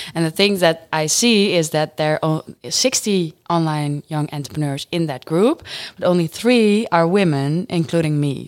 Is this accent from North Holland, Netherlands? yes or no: no; Friesland, Netherlands; now in Groningen, Netherlands; I'm born and raised in Friesland, but I moved to Groningen